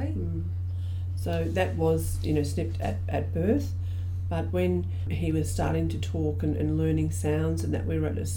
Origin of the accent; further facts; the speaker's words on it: Australia; So um, I'm an Aboriginal woman, I'm from Stolen Generation.